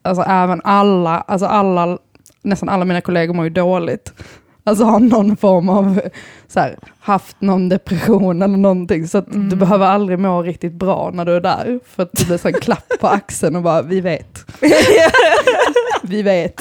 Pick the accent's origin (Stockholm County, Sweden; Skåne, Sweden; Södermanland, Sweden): Skåne, Sweden; Bjärred; also born or lived in Lund; jag kommer från Bjärred